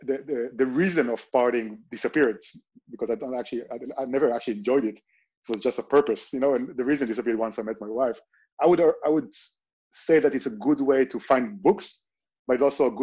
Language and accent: English; Israel; moved away as an adult; now in Barcelona, Spain; I grew up in Israel